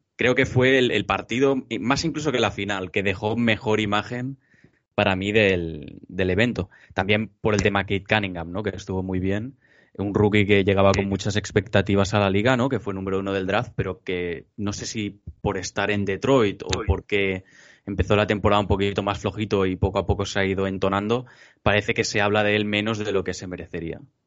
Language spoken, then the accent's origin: Spanish; Barcelona, Catalonia, Spain; tres chicos que somos de Barcelona, de Cataluña